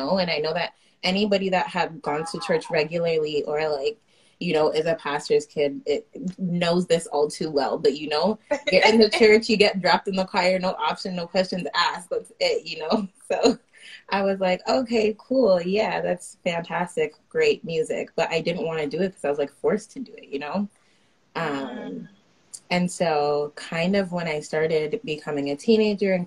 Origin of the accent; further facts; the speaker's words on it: Pickering, Ontario, Canada; I am based out of Pickering. That's where I grew up. This is my home